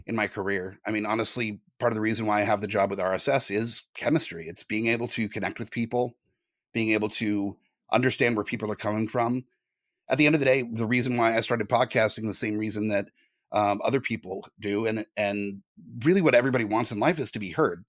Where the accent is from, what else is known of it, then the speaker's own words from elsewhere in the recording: Southern California, United States; moved away; I'm originally from Southern California